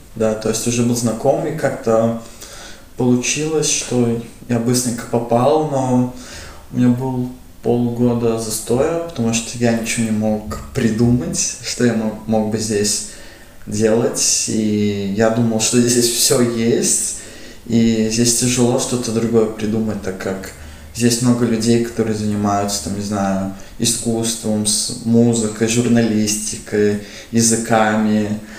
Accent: Riga, Latvia; мне 20 лет, я родом из Риги.

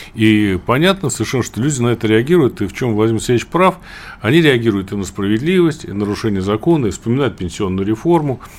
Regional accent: Samara, Samara Oblast, Russia; я вот из Куйбышева родом, да, у нас там запасная столица

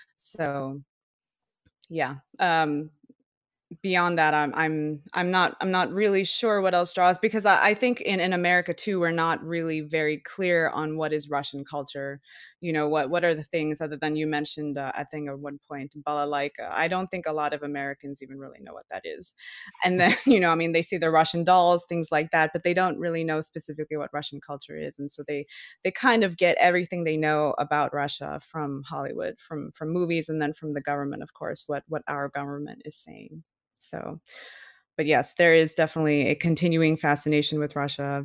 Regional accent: Malaysia; now in Austin, United States; I live in Austin, Texas. I'm not from here actually. I'm from Malaysia

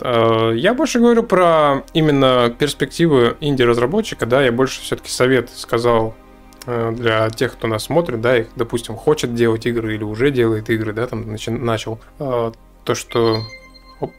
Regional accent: Novosibirsk, Novosibirsk Oblast, Russia; мы из Новосибирска

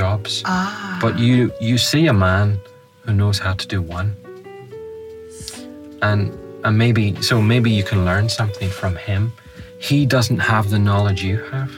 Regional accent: Northern Ireland, United Kingdom; accent: Northern Irish; It's my Northern Irish accent, so it is.

